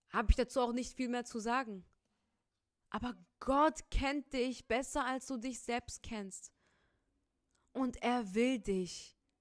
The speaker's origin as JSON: {"language": "German", "region": "Rhineland", "country": "Germany", "accent": "Rhineland", "said": "ich bin Rheinländer, man merkt es echt in meiner Aussprache"}